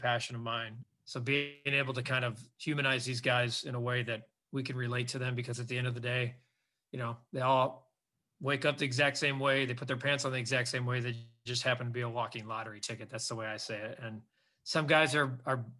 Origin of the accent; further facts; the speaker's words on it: Northwest Indiana, United States; I grew up in the region, so they say, in Northwest Indiana.